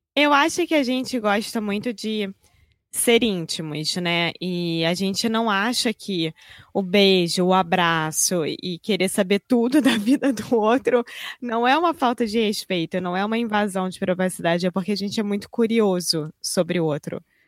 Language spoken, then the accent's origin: Portuguese; Rio de Janeiro, Brazil; accent: carioca; Eu sou brasileira, carioca do Rio de Janeiro